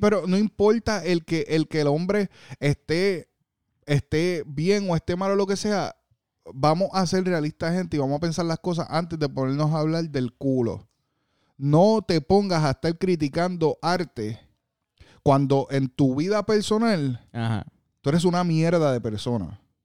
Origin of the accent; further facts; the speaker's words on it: Puerto Rico; now in Orlando, United States; En Puerto Rico, eh, mi isla que la amo con todo corazón y soy orgulloso de ser boricua